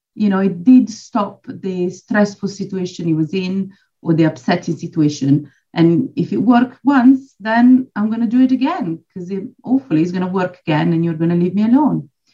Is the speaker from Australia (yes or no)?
no; Switzerland; moved away as an adult; now in Poole, United Kingdom; I'm actually originally from Switzerland, but I've uh, lived in the UK almost 20 years now, and I'm based in Dorset Pool.